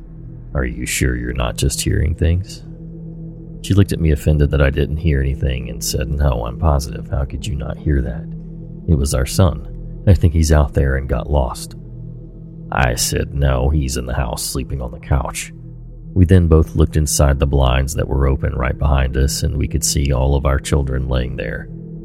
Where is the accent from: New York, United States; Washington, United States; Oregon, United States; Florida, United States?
Oregon, United States; Me growing up in Oregon, I loved the rain.